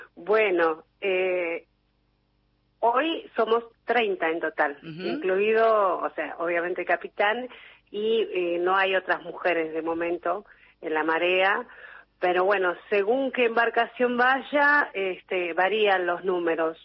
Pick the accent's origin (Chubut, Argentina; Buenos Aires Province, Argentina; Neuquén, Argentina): Chubut, Argentina; Puerto Madryn; moved away as an adult; also born or lived in Trelew; now in Mar del Plata, Argentina; yo soy de Puerto Madryn. En realidad nací en Trelew, me crié en Puerto Madryn, en Chubut